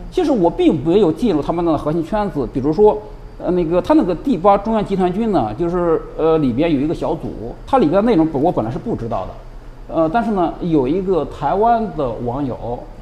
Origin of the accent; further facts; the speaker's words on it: Shandong, China; moved away as an adult; now in Taiwan; 我山东来 的